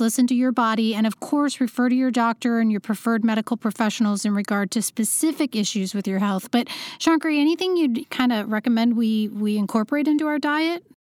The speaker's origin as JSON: {"language": "English", "region": "Iowa", "country": "United States", "tie": "born or raised there", "also_born_or_lived": "Los Angeles", "moved": "yes", "lives_now": "New York City, United States", "said": "I'm in New York City right now, and I used to live in L A, but I grew up in Iowa"}